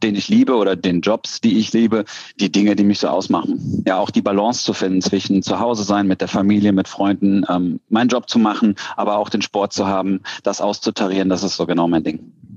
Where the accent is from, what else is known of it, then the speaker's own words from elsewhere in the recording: Cologne, North Rhine-Westphalia, Germany; Ich komme aus Köln